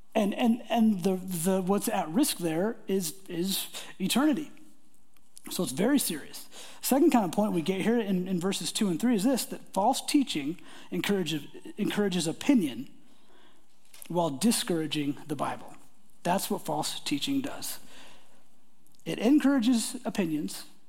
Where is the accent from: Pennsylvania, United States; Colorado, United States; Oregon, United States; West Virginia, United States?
Oregon, United States; Portland; I grew up in the Portland area